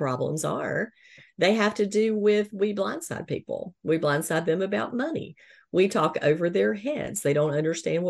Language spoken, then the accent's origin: English; the South, United States; growing up in the South